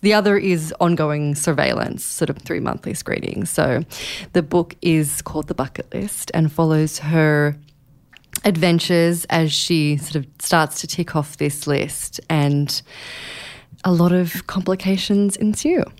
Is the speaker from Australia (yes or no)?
yes; Australia; now in New York, United States; I am Australian, but I live here in New York